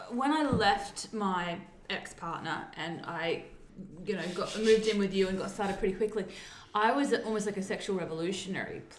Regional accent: South Australia, Australia; I grew up, we went to Maslin Beach because I'm from South Australia

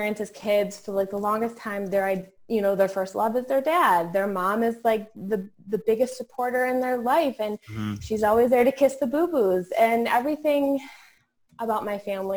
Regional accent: New York, United States; now in Virginia, United States; I'm actually from New York originally. I'm now here in Virginia

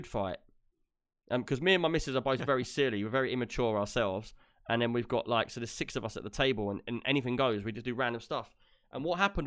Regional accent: United Kingdom

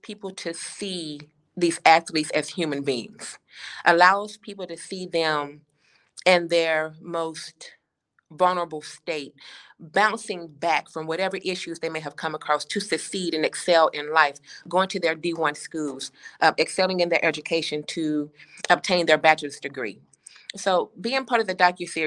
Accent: Chattanooga, Tennessee, United States; now in Atlanta, United States; I'm born and raised in Chattanooga, Chattanooga, Tennessee, but I currently live in Atlanta, Georgia.

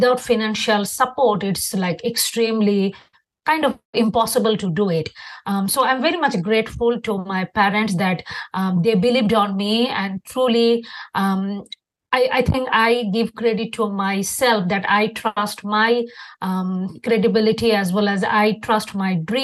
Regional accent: Bangladesh; English is a second language; moved away as an adult; now in United States; I'm originally from Bangladesh.

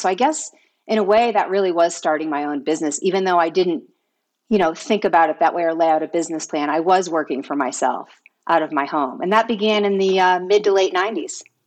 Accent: East Coast, United States; moved away as an adult; also born or lived in Vermont; now in California, United States; growing up, I was raised on the East Coast.

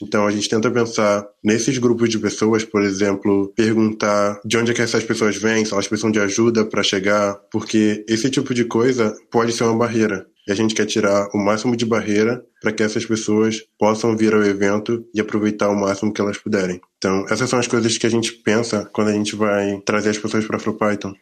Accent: Rio de Janeiro, Brazil; accent: chiado; moved away as an adult; now in Porto Alegre, Brazil; sou carioca, então falo chiado.

